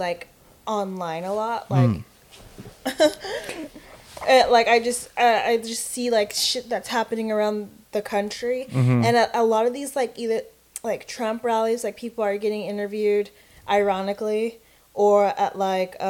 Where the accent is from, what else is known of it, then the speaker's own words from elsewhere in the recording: United States; I live here and I didn't have a choice. I was born in this country